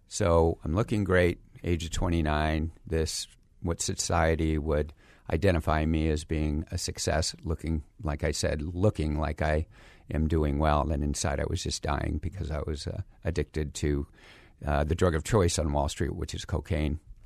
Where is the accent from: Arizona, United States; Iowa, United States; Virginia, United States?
Arizona, United States; Phoenix; also born or lived in San Diego, California; I grew up here in Phoenix